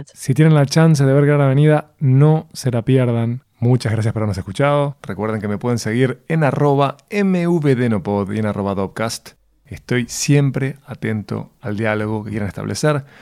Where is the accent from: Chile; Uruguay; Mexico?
Uruguay; Soy un cliché uruguayo